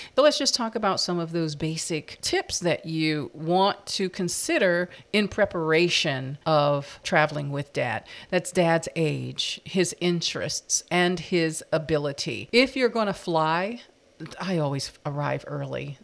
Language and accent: English; East Coast, United States; we're from the East Coast